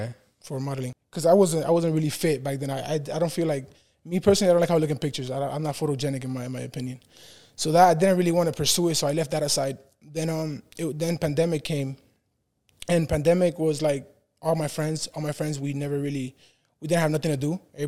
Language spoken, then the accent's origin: English; Honduras; moved away; I'm from Honduras.